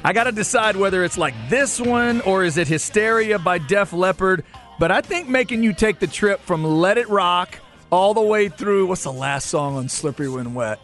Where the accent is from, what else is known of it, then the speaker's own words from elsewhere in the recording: Waxahachie, Texas, United States; growing up in Waxahachie like I was